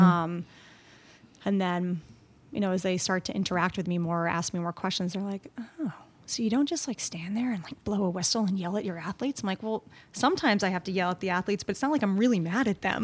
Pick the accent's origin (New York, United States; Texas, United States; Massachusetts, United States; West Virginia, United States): New York, United States; Long Island; also born or lived in Canada / England / Scotland; We lived on Long Island